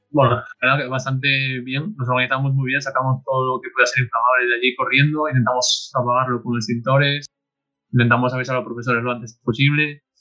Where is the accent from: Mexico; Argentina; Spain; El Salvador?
Spain; Gijón, Asturias; De Gijón.